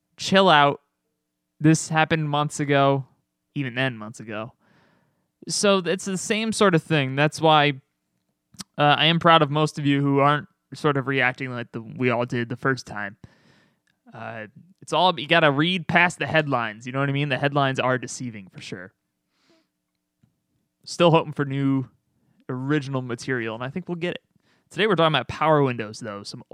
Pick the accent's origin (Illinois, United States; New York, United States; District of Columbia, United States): New York, United States; Albany; Albany, New York.